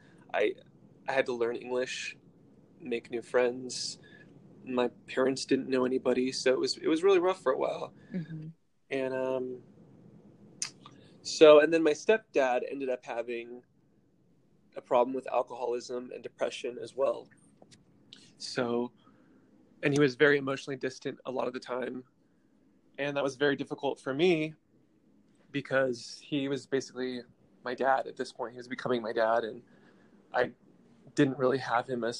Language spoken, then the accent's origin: English; Orange County, California, United States; born or raised there; also born or lived in Utrecht, Netherlands; now in West Hollywood, United States